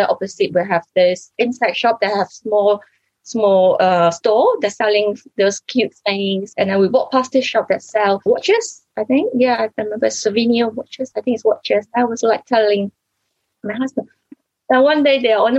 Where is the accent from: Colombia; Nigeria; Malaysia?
Malaysia; moved away as an adult; now in United Kingdom; I don't born here. I'm a Malaysian Chinese. So I came to this country for my study in university